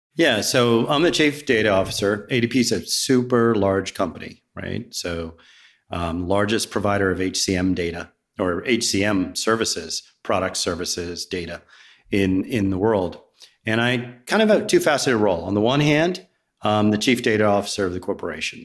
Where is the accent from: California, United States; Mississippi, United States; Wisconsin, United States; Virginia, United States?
Virginia, United States; also born or lived in Riverside, New Jersey / New Jersey; now in Roswell, United States; I grew up in Virginia